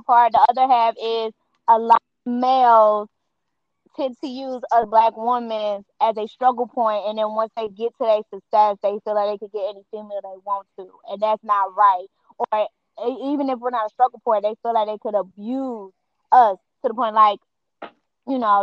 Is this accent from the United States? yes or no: yes; Cincinnati, Ohio, United States; I'm born and raised in Cincinnati